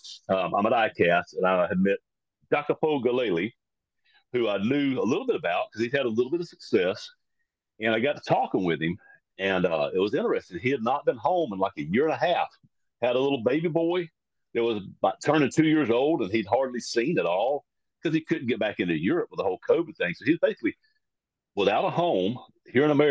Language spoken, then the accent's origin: English; United States; I'm as American as anybody.